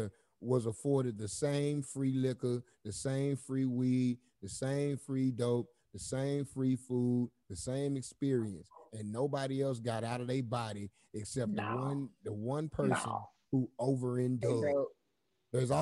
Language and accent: English; Texas, United States; I'm from Texas.